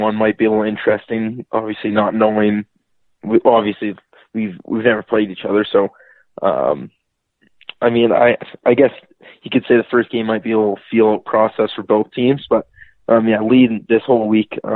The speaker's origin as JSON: {"language": "English", "town": "Red Deer", "region": "Alberta", "country": "Canada", "tie": "born or raised there", "said": "Red Deer, Alberta."}